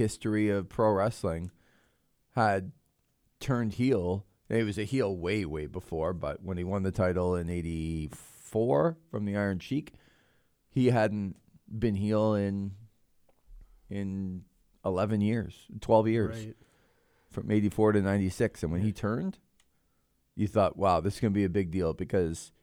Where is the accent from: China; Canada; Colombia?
Canada; Toronto, Ontario; moved away; I grew up in Toronto